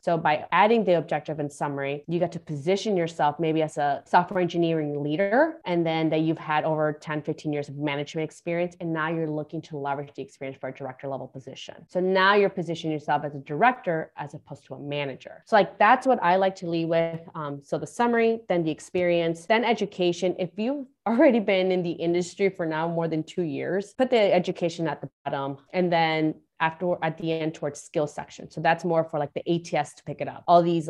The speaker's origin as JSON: {"language": "English", "country": "Guatemala", "tie": "born there", "said": "I was born in Guatemala and I came here. So I'm the first one in my family to graduate, you know, pretty much grammar school, let alone high school or bachelor's degree or getting a master's degree."}